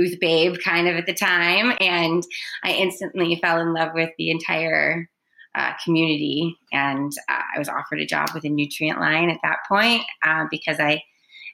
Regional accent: New York, United States; I was born and raised in New York

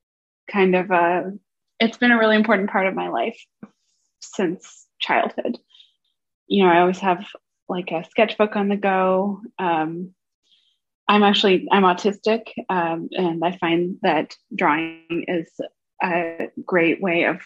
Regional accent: Vancouver, British Columbia, Canada; moved away as an adult; now in Washington, United States; I grew up in Vancouver, Canada

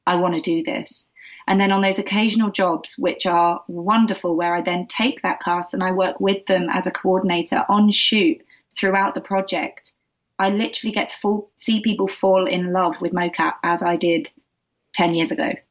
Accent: Essex, East of England, United Kingdom; I grew up in the UK. I grew up mainly just outside of London in Essex

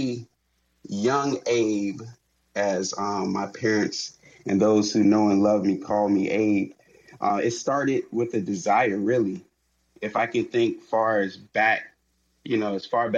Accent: Miami, Florida, United States; My hometown is Miami, Florida.

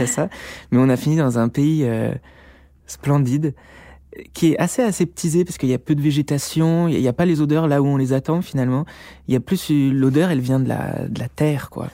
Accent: Beaujolais, Auvergne-Rhône-Alpes, France; also born or lived in Lyon; À la base, moi je suis lyonnais, enfin je viens du Beaujolais, j'ai fait mes études à Lyon.

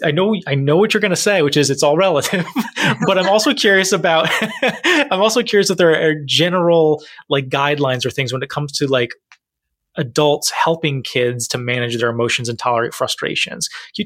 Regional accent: Rhode Island, United States; accent: Rhode Island; My Rhode Island accent just came out there

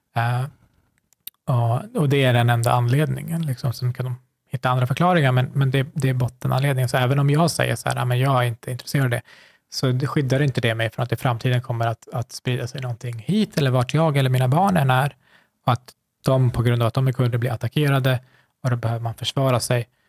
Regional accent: Sweden; jag har vuxit upp här

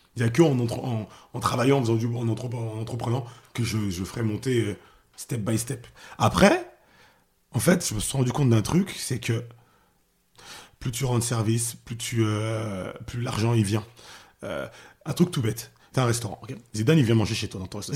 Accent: outer suburbs of Paris, near the edge of Picardy, Île-de-France, France; also born or lived in Haiti (ancestry); now in Pavillons-sous-Bois, France; j'ai grandi en banlieue, euh, banlieue lointaine, loin de Paris, enfin c'est la limite de la Picardie

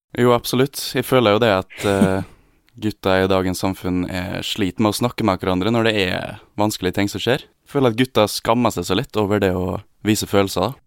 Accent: Gossen, Møre og Romsdal, Norway; now in Oslo, Norway; Gossen, der jeg kommer fra.

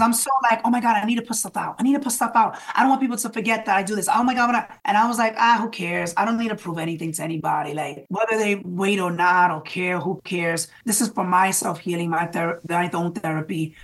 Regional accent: New York City, New York, United States; a Latino artist growing up in the Bronx

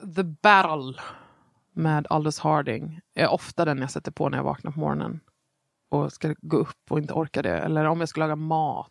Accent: Nybro, Kalmar County, Sweden; jag är uppvuxen i Småland

